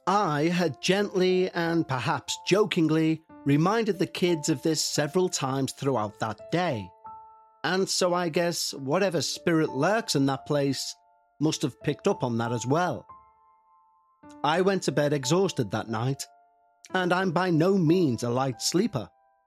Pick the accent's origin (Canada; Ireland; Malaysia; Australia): Ireland; As I mentioned at the start, I'm an Irish traveller, and for 1,000 years, generation after generation of my ancestors have roamed the roads, lanes, boreens and byways of this country